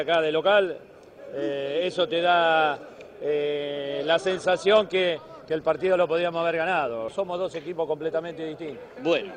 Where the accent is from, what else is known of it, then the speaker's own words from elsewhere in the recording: Saladillo, Buenos Aires Province, Argentina; yo soy de Saladillo